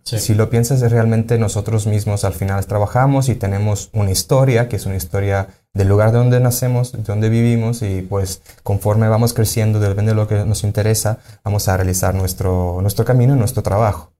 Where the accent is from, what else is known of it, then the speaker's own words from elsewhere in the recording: Sicily, Italy; moved away as an adult; now in Mérida, Mexico; yo soy de Sicilia